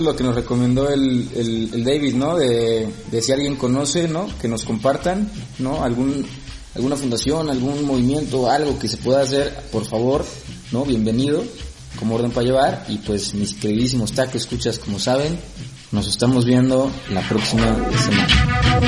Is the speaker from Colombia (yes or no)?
no; Mexico; como mexicanos